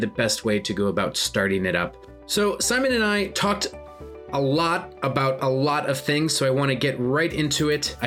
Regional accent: United States; moved away as an adult; now in United Kingdom; where I grew up in the United States and working in the United States

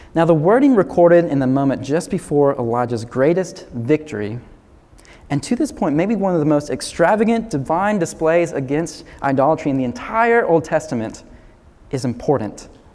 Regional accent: the South, United States; growing up in the South

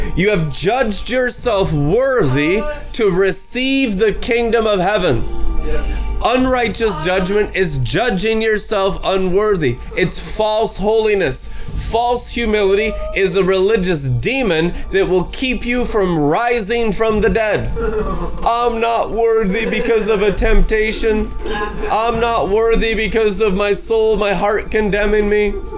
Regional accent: United States; as American Christians

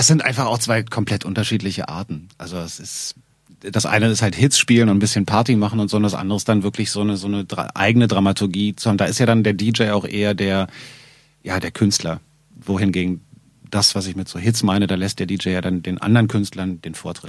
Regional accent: Berlin, Germany; eine Sendung mit zwei Westberlinern

